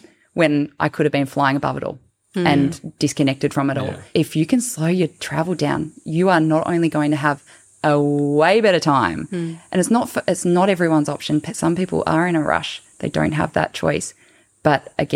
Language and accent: English; Tasmania, Australia; growing up in Tasmania, you're surrounded by old growth forests